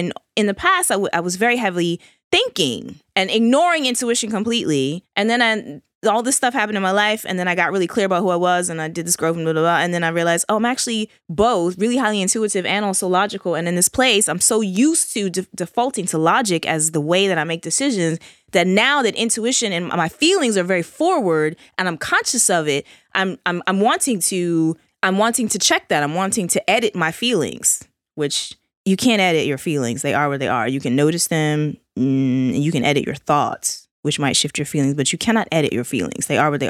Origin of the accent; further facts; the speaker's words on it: United States; You realize I'm an American.